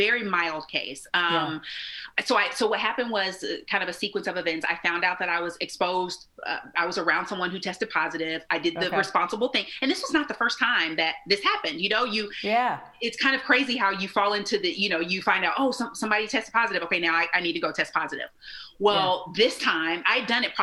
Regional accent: Indianapolis, Indiana, United States; moved away as an adult; also born or lived in Muncie, Indiana; So I'm from Indianapolis, which is not far from Cincinnati

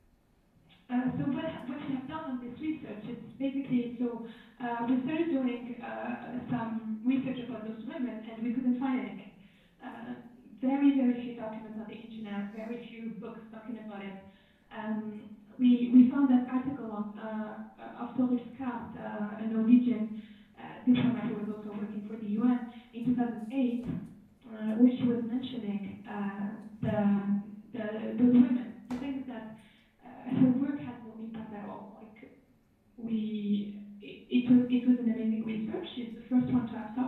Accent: Algeria; I'm from Algeria. I grew up with the idea that feminism is just a Western concept

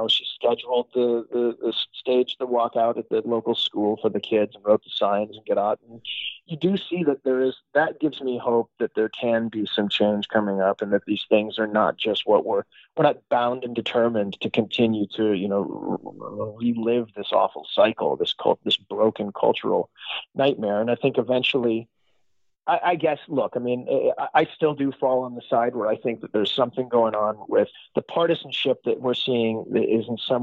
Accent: Phoenix, Arizona, United States; moved away as an adult; also born or lived in San Francisco; I grew up in Phoenix

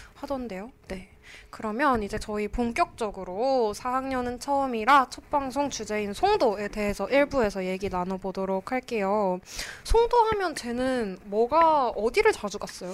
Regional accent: Seoul, South Korea; 저는 본가가 서울이거든요.

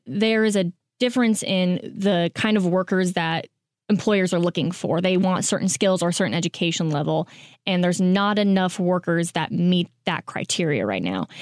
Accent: Kansas, United States; moved away; I'm from Kansas

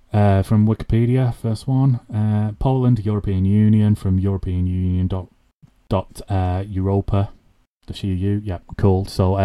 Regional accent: England, United Kingdom; born there; So my nationality is British, but I was born in England.

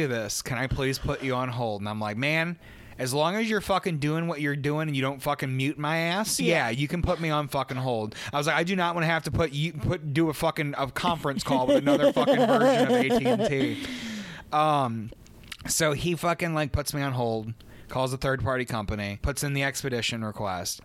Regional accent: St. Louis, Missouri, United States; I'm from St. Louis

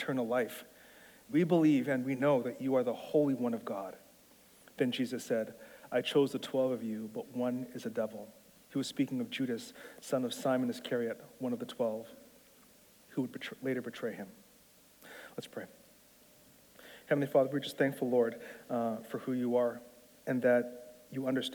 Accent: Toronto, Ontario, Canada; also born or lived in Etobicoke / Aurora; I'm not American. I'm from Canada. I grew up in South Central Scarborough.

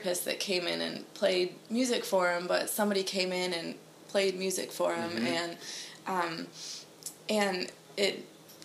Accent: Hornell, New York, United States; moved away as an adult; also born or lived in Rochester, New York; now in Nashville, United States; I'm from Hornell, New York, which is about an hour south of Rochester.

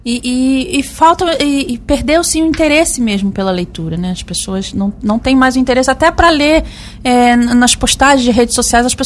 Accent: Rio de Janeiro, Brazil; accent: Rio de Janeiro; also born or lived in Rio Grande do Sul / Florianópolis; Eu fui criada no Rio de Janeiro, mas eu fui nômade muitos anos, circulei bastante na Europa, como falei.

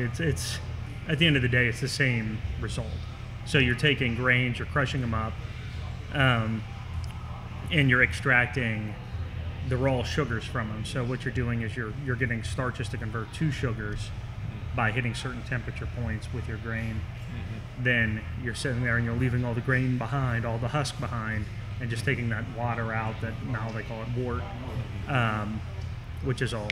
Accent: Milford, Ohio, United States; I'm from Milford

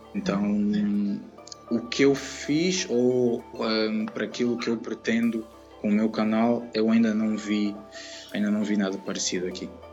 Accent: Angola; moved away as an adult; now in Coimbra, Portugal; sou angolano, residente em Coimbra eh, há uh, um ano, uh, vivo em Portugal há dois anos já

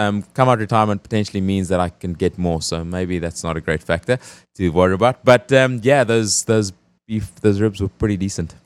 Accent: South Africa; moved away; As a South African

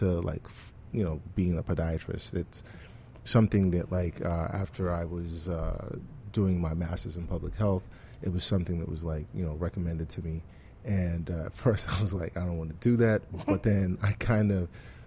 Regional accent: Nigeria; also born or lived in London, England / Canada / Washington D.C.; now in Miami, United States; watching my dad practice when I was growing up in Nigeria

